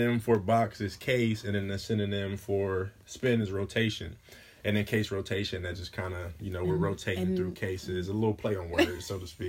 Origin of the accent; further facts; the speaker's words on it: Columbus, Ohio, United States; Born and raised in Columbus, product of the South Side